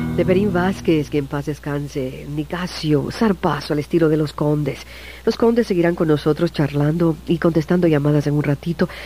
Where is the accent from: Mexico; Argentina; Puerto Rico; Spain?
Puerto Rico; San Juan; yo también soy de Vía Palmeras